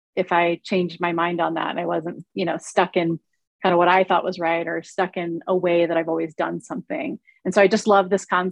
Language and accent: English; California, United States; now in Colorado, United States; I am in Colorado. My home state is California